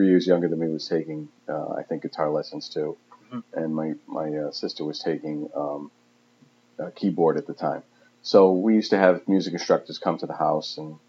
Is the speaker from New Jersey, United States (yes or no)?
no; Coventry, Rhode Island, United States; I grew up in Western Coventry, out in the sticks with all the farmers and cow barns